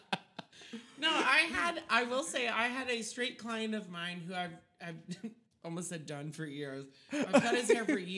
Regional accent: Texas, United States; I was born in Texas.

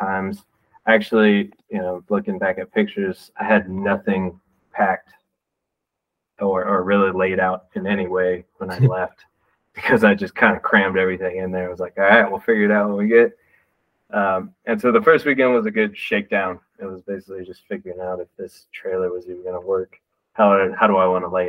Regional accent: Texas, United States; also born or lived in Michigan; now in Denver, United States; I'm from Texas, so I didn't know anything about the North before I moved up there

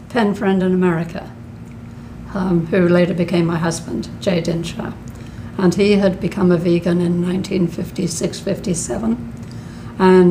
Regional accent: Epsom, South East England, United Kingdom; moved away as an adult; now in United States; I was born in England, in a place called Epsom in Surrey

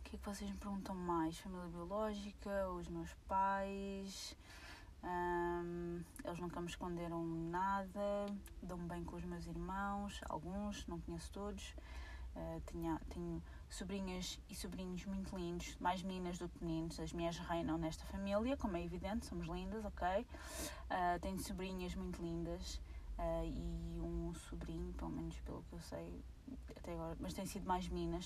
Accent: Portugal; eu sou portuguesa, nasci cá, uh, fui nascida e criada cá

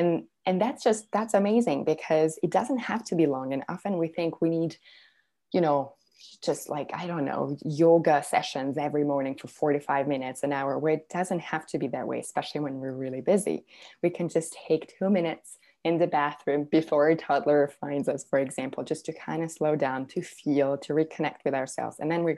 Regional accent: Serbia; because I'm originally from Serbia. And so I would, every summer, I would go visit my grandparents in Serbia

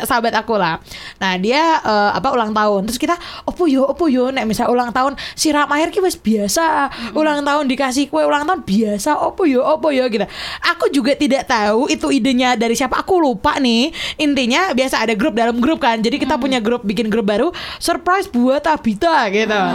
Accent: Yogyakarta, Special Region of Yogyakarta, Indonesia; Aku tuh lahir besar di Jogja

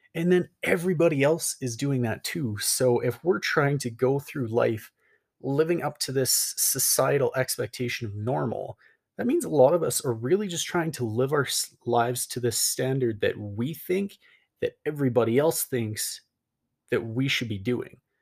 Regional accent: Calgary, Alberta, Canada; moved away as an adult; I came back to my hometown of, like, Calgary, Alberta, moved back 'cause I was like, "Well, this is home

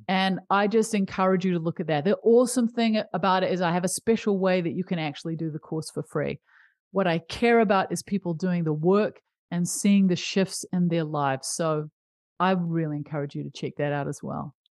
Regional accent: New Zealand; I grew up in New Zealand

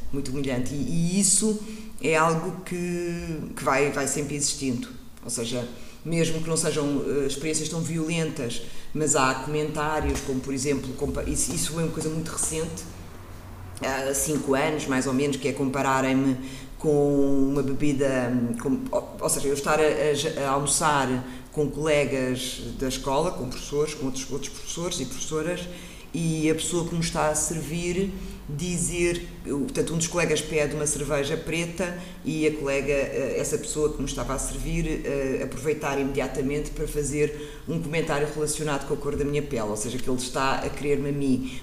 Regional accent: Portugal; enquanto mulher negra ou criança negra a crescer em Portugal

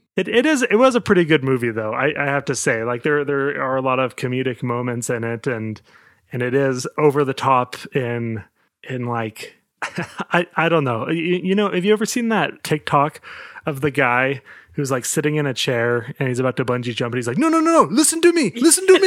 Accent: United States; I'm American

